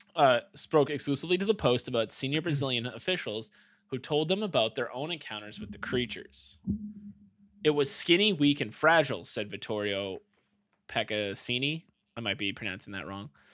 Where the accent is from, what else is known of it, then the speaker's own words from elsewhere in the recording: United States; But I'm American